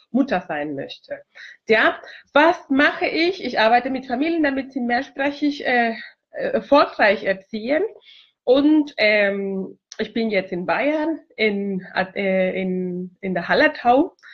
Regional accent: Chile; German is a second language; now in Germany; Ja, ich komme aus Chile ursprünglich. Ich wohne seit 18 Jahren schon in Deutschland. Ich liebe dieses Land und ich habe Deutsch äh, mit 13 Jahren äh, alt äh, in Chile gelernt.

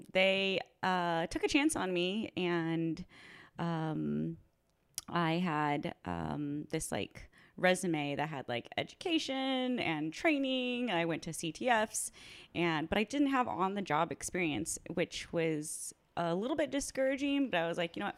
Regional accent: Orange County, California, United States; now in Seattle, United States; I came from California, so I'm an Orange County girl

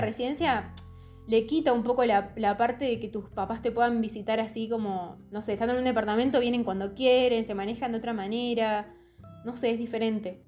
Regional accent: Santa Rosa, La Pampa, Argentina; moved away as an adult; also born or lived in Córdoba; yo vengo de el campo, así, la pampa

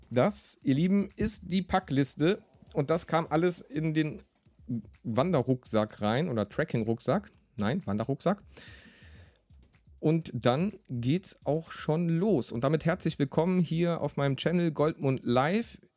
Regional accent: Rhineland, Germany; born there; now in Essen, Germany; da draußen nennen sie mich … gebürtiger Rheinländer, neues Großstadt Essen

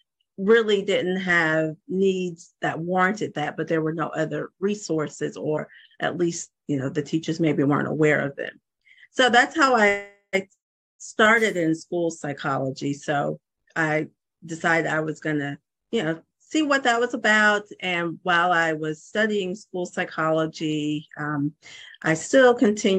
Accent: Georgia, United States; moved away as an adult; also born or lived in Hawaii; I'm originally from Georgia. I moved back to Georgia

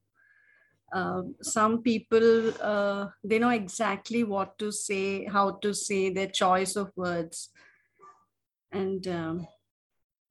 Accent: Mysore, Karnataka, India; I'm from Mysore

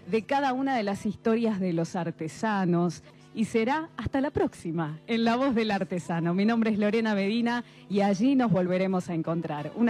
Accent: Esquel, Chubut, Argentina; eh, soy de Esquel, manualera

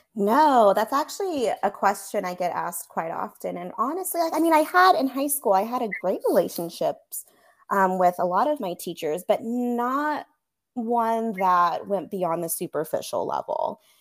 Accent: Monterey Bay area, California, United States; moved away as an adult; now in Austin, United States; originally, I'm from California, specifically the Monterey Bay area, so Central Coast

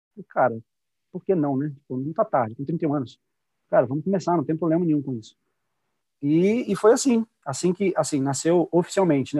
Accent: Juiz de Fora, Minas Gerais, Brazil; moved away; Juiz de Fora, que é minha terra natal, onde eu nasci, cresci

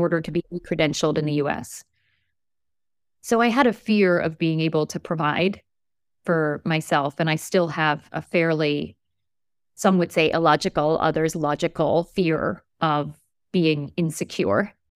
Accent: New York, United States; also born or lived in Turkey / New Haven, Connecticut / Montreal, Canada; When I was four, they left Turkey and they moved to the United States, to New York, to Brooklyn

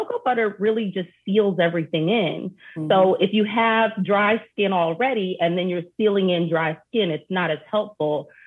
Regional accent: Detroit, Michigan, United States; growing up in Detroit

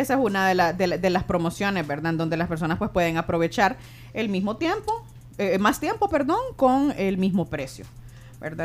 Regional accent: Honduras; now in El Salvador; personalmente soy hondureña

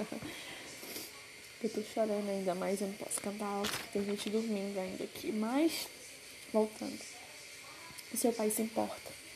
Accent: Pará, Brazil; eu sou do Pará

